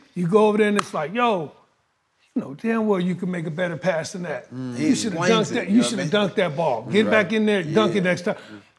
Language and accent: English; Gary, Indiana, United States; I came from Gary, Indiana, raised by a single mom.